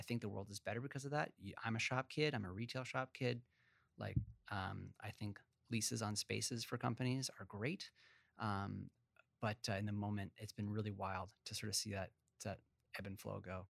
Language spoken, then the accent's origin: English; Vancouver, British Columbia, Canada; also born or lived in Montreal; my sister and I grew up, uh, in Vancouver. Uh, I was born originally in Montreal